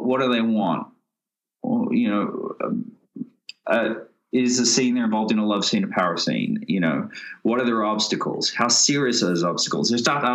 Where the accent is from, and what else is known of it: Australia; accent: Australian; moved away